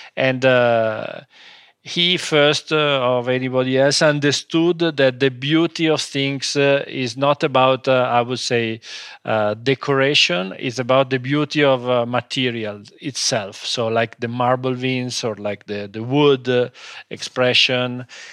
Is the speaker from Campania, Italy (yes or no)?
no; Como, Lombardy, Italy; English is a second language; By family, we are not from Como, but we started living in Como when we was, uh, three, four years old.